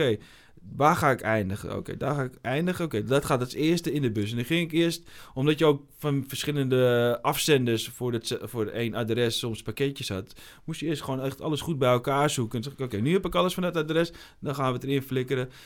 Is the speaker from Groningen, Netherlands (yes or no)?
no; Almere, Flevoland, Netherlands; ik kom uit Almere, maar Almere is natuurlijk gewoon de, de, de grote woonwijk van Amsterdam